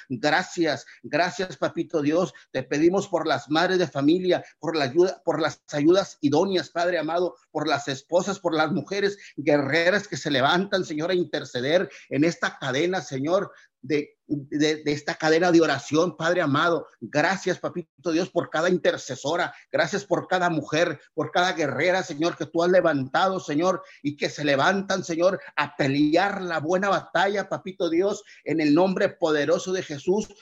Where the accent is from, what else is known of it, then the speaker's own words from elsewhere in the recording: Tamaulipas, Mexico; nuestro precioso estado de Tamaulipas